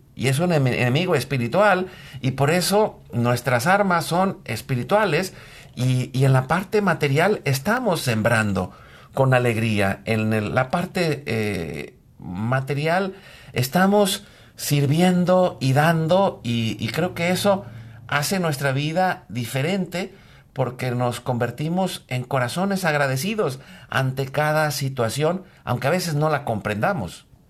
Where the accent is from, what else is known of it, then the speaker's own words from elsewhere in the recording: Mexico; nosotros en México nacimos en los años 70